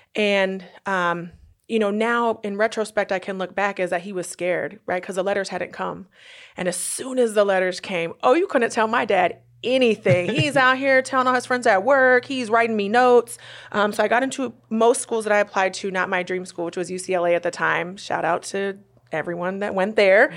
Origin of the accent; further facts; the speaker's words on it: Northern California, United States; moved away as an adult; also born or lived in Durham, North Carolina; now in Oklahoma City, United States; I'm from Northern California